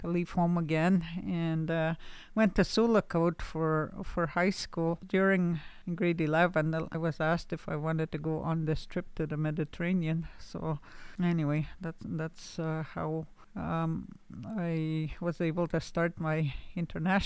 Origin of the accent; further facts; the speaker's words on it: Canada; also born or lived in Laxo First Nation / Nigwans Bay / Pelican Lake Indian Residential School; now in Frenchman's Head, Canada; I'm from Laxo First Nation. I grew up in Nigwans Bay and Kijik Bay, and now I reside in Frenchman's Head